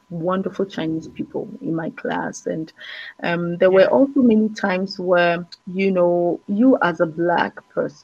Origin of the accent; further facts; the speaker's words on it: Ghana; moved away as an adult; also born or lived in France / China / Belgium; I'm from Ghana.